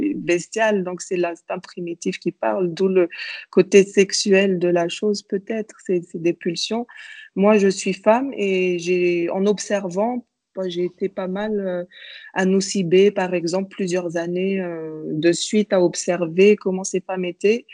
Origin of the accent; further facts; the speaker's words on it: Madagascar; also born or lived in Europe; je suis euh, franco-malgache. Je suis née à Madagascar en 1986 et euh, j'y habite depuis, à part quelques années en Europe